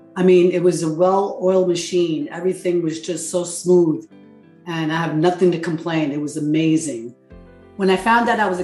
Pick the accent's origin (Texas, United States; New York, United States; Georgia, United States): New York, United States; New York City; moved away as an adult; now in Florida, United States; I'm from Brooklyn, New York, currently living in Florida